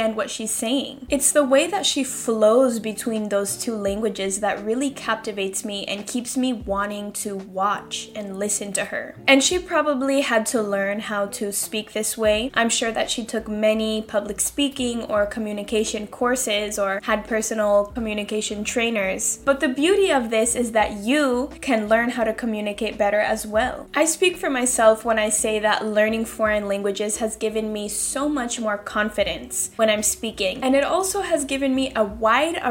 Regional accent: Seattle, Washington, United States; moved away as an adult; now in Spain; I'm from Seattle living in Spain.

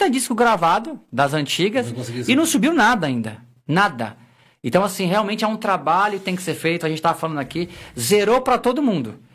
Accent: Osasco, São Paulo, Brazil; Na verdade, cara, eu nasci aqui no, no Hospital das Damas, em Osasco, né? Sim. No Hospital das Damas, e Entendi. cresci ali no, no, no, na Vila Menk, em Osasco

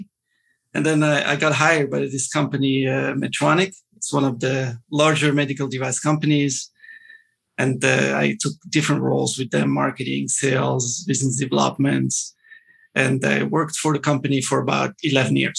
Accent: Morocco; moved away as an adult; also born or lived in Montreal, Canada / Los Angeles, United States / Philadelphia, United States; I was born and raised in Morocco, moved to Montreal when I was 18 years old

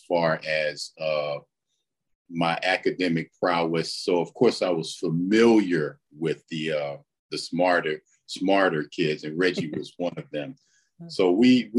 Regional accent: Wilmington, North Carolina, United States; I grew up in Wilmington

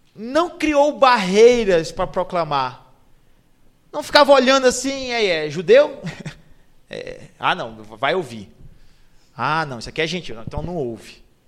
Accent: Castanhal, Pará, Brazil; moved away as an adult; now in Amazonas, Brazil; eu sou de Castanhal, que é a segunda melhor cidade do Brasil

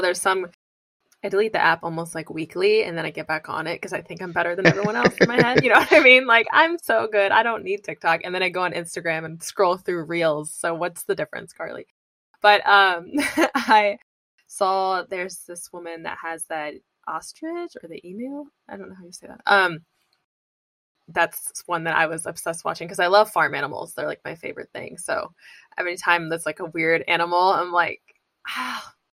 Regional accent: Indiana, United States; now in California, United States; I'm from Indiana

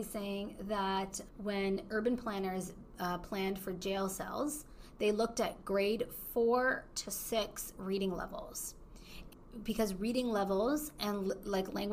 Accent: Canada; moved away; I'm Canadian

